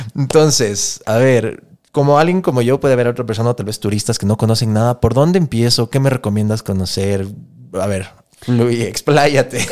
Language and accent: Spanish; Ecuador; moved away as an adult; also born or lived in Los Angeles, United States; somos algunos ecuatorianos